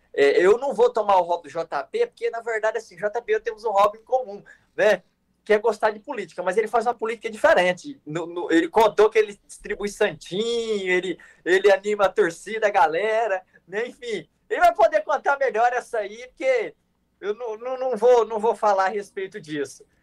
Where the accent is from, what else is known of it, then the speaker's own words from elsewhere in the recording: Glória d'Oeste, Mato Grosso, Brazil; A gente é do interior de Mato Grosso, da cidade de Glória do Oeste